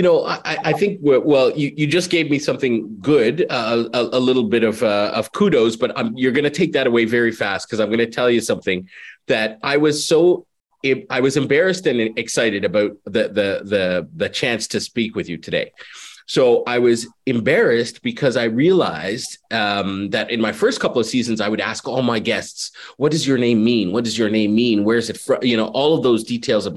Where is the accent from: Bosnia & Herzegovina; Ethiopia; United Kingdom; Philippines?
Ethiopia; Addis Ababa; moved away; which is the place where I was born. I was born in Addis Ababa